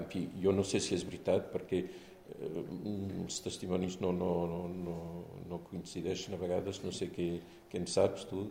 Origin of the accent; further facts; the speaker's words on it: France; first language French; Catalan is a second language; also born or lived in Champagne; jo vaig néixer a França, eh, vam anar a viure a Champagne